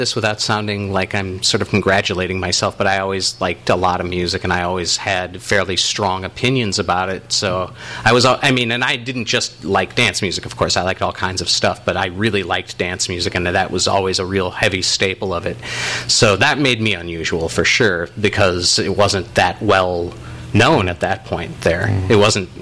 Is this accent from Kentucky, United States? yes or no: no; Richfield, Minnesota, United States; I was from Richfield, Minnesota